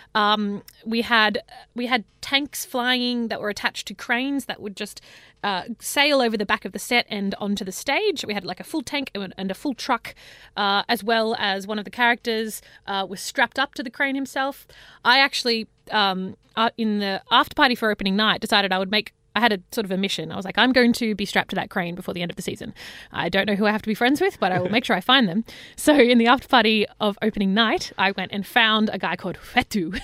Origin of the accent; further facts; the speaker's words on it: Parkes, New South Wales, Australia; now in Sydney, Australia; I grew up, uh, on a farm, a really big farm out in Parks, which is central West New South Wales